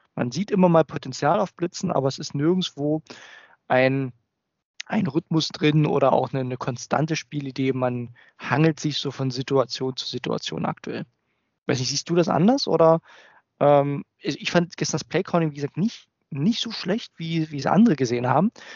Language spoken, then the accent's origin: German; Germany; als Deutscher, also nicht Muttersprachler